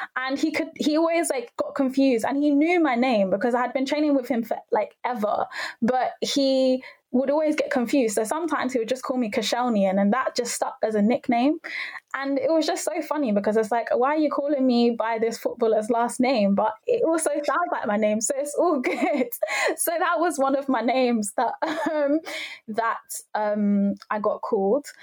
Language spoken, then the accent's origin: English; London, United Kingdom; I'm from North London.